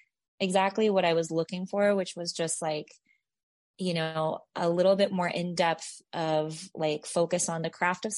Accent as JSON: {"language": "English", "town": "Nipomo", "region": "California", "country": "United States", "tie": "born or raised there", "moved": "yes", "lives_now": "Nashville, United States", "said": "I grew up in California, it was like very small town"}